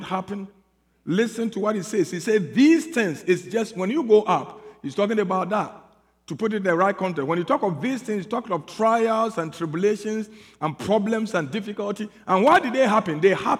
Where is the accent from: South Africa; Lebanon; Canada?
South Africa; I'm here from South Africa